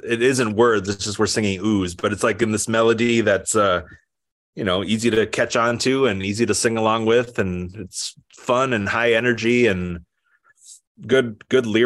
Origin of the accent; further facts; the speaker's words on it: Minneapolis, Minnesota, United States; the place I grew up in Minneapolis here